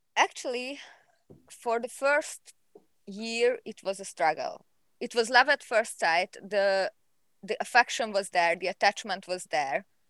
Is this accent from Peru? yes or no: no; Hungary; I'm from Hungary.